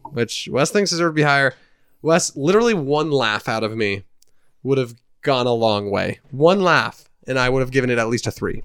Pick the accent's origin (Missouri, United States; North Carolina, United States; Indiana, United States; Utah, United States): Indiana, United States; we're from Indiana, we're a dysfunctional family, there's six kids in my family